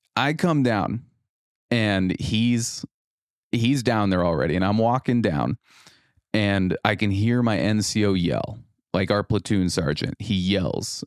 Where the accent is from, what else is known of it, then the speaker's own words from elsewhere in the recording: Rogue River, Oregon, United States; moved away as an adult; now in Mason City, United States; my home of Rogue River, Oregon